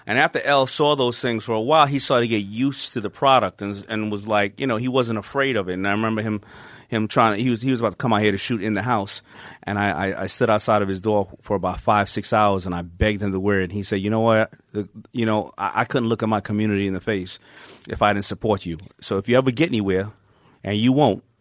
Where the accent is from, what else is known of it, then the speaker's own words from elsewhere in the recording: Queens, New York, United States; But on the flip side, thank God I grew up in Hollis, Queens, and they say something must be in the water because the same exact time, hip hop started to hit Hollis, Queens.